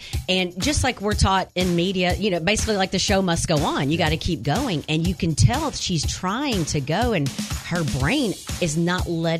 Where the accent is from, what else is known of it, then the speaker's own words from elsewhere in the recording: Wynne, Arkansas, United States; So I am from Wynn, and I did teach there